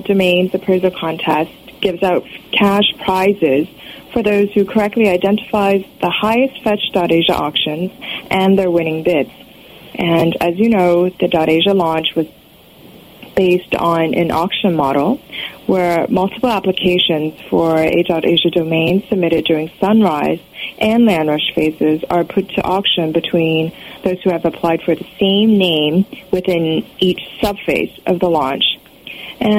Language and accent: English; Toronto, Ontario, Canada; Toronto, Canada, my hometown